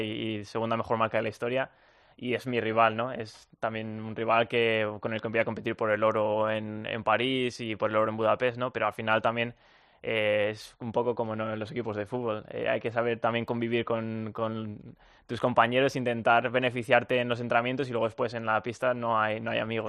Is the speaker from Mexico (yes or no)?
no; Spain; moved away as an adult; now in United States; yo soy español